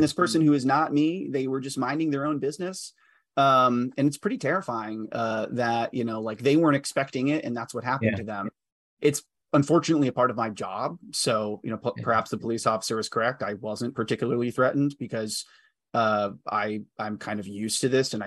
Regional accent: Grapevine, Texas, United States; my hometown public school board, Grapevine Colleyville

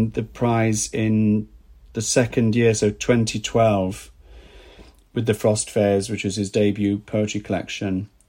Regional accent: Wales, United Kingdom; accent: Welsh; now in London, United Kingdom; when I came from Wales to London, and my accent very quickly changed once I was surrounded by people that weren't Welsh.

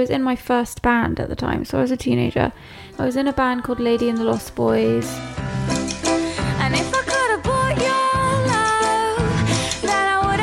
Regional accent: Hampshire, South East England, United Kingdom; moved away as an adult; now in Los Angeles, United States; The River Meon, where I grew up in England, in Hampshire

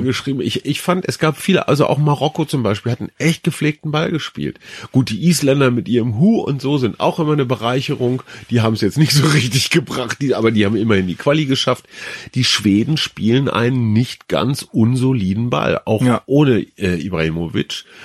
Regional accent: Germany; wir Deutschen

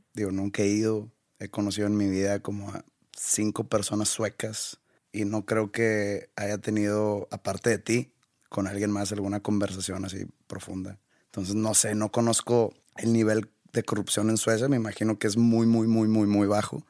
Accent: Monterrey, Nuevo León, Mexico; soy de aquí de Monterrey

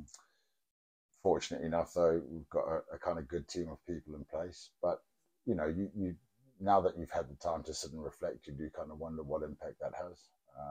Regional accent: South Africa; now in Ealing, United Kingdom; growing up in South Africa, you're kind of encouraged to play sports

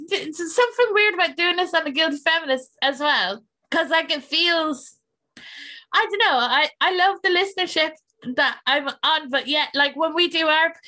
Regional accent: Ireland; I'm Irish

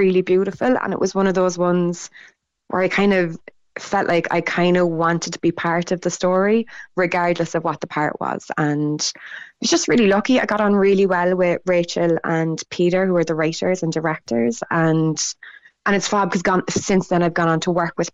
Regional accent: Cork, Munster, Ireland; first language Irish; I'm from Tokar, which is like, which I'm so proud to be from

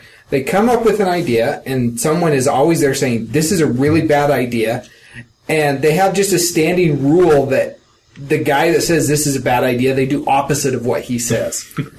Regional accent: United States

